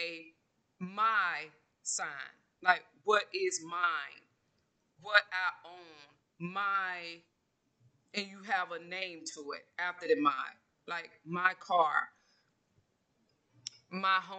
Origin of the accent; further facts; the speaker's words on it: Georgia, United States; moved away; I'm originally from Georgia